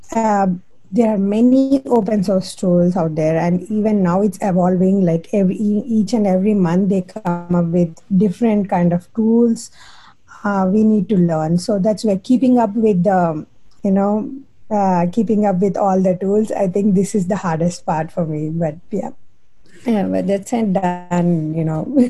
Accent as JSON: {"language": "English", "country": "India", "moved": "as an adult", "lives_now": "Chapel Hill, United States", "said": "being an Indian"}